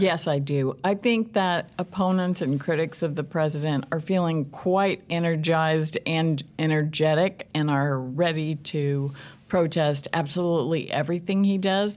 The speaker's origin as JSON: {"language": "English", "region": "Southern Illinois", "country": "United States", "moved": "yes", "lives_now": "Kansas City, United States", "said": "I'm from the Midwest originally, from a small town in Southern Illinois."}